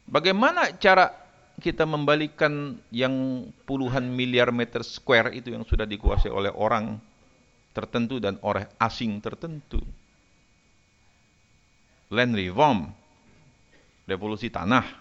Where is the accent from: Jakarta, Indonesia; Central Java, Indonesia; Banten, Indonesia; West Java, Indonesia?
Jakarta, Indonesia; Saya ini Kemayoran, saya tinggal di Kemayoran, saya asli orang Kemayoran, lahir besar di Kemayoran.